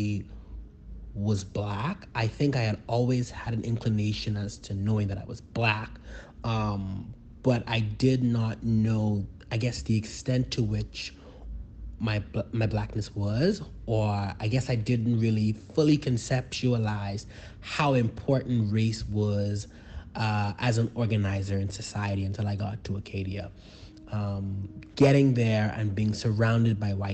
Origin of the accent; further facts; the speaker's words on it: Bahamas; I am from the Bahamas. That means that I am Bahamian.